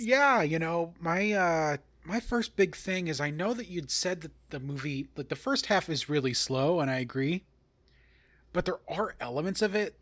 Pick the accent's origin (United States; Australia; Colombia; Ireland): United States; Long Island, New York; I am from Long Island